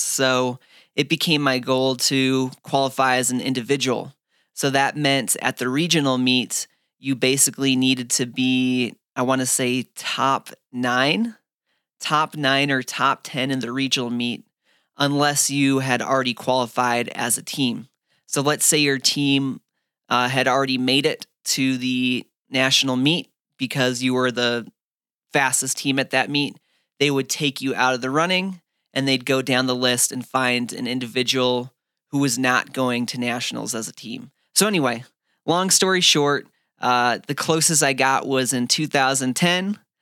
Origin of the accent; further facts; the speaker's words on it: Fargo, North Dakota, United States; also born or lived in Phoenix, Arizona; now in Flagstaff, United States; growing up in Fargo, North Dakota